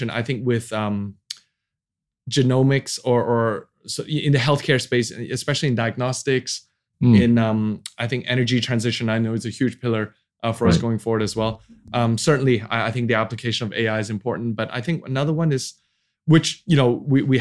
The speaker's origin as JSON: {"language": "English", "country": "Indonesia", "also_born_or_lived": "United States", "second_language": "English", "said": "Uh, oh, I'm Indonesia. I'm from Indonesia. they like, is that near Bali?"}